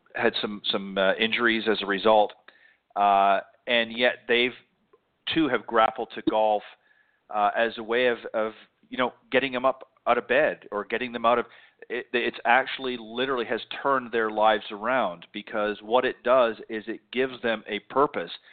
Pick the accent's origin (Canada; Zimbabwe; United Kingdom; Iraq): Canada; moved away; I'm originally from Canada